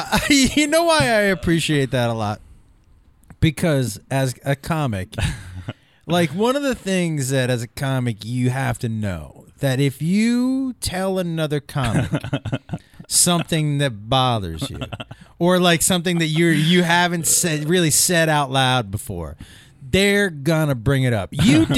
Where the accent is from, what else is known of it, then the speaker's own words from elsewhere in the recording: East Coast, United States; I grew up on the East Coast.